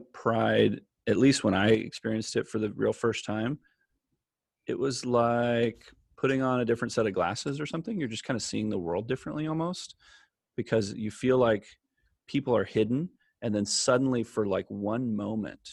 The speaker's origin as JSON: {"language": "English", "town": "Bakersfield", "region": "California", "country": "United States", "tie": "born or raised there", "also_born_or_lived": "San Francisco", "moved": "as an adult", "said": "I grew up in Bakersfield for the most part"}